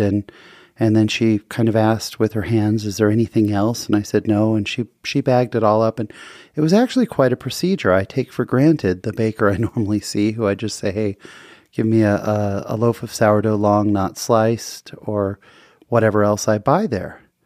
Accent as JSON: {"language": "English", "region": "Utah", "country": "United States", "said": "I'm from Utah"}